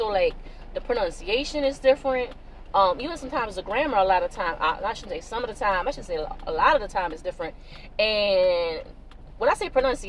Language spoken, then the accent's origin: English; Avoyelles Parish, South Louisiana, United States; accent: South Louisiana; moved away as an adult; also born or lived in Lafayette, Louisiana; now in New Orleans, United States; I grew up in Avoyelles Parish, which is one of the Cajun Creole parishes of South Louisiana. But then I also spent a lot of time, part of my life, living in Lafayette, Louisiana. And most recently, for the past 8 years, I've been living in New Orleans.